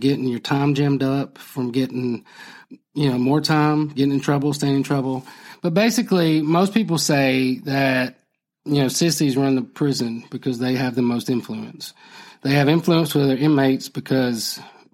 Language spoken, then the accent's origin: English; Phenix City, Alabama, United States; I grew up in Phoenix City